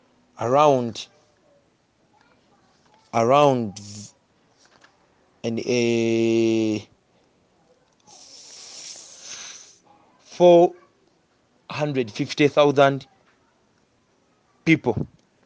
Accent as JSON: {"language": "English", "region": "Central Region", "country": "Uganda", "said": "I'm from the Central. I've never been a person from the Western.\""}